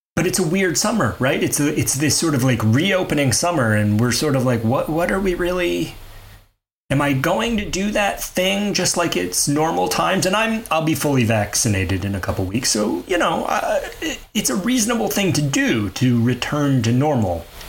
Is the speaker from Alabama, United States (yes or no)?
yes; Mobile, Alabama, United States; I grew up in Mobile, Alabama